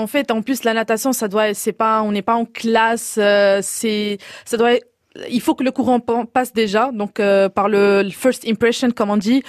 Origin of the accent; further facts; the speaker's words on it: Morocco; je viens du Maroc et on a cette diversité de plages